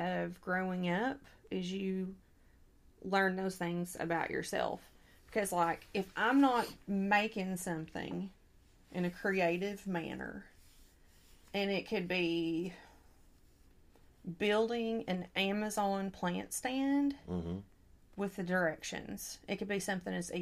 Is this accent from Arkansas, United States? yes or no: yes; Stone County, Arkansas, United States; I am from Stone County, Arkansas